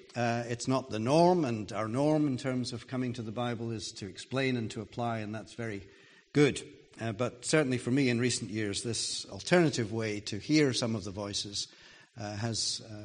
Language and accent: English; Jerusalem, Jerusalem District, Israel; Now, once I was old enough to realize that I came from Jerusalem, I was pretty proud about that.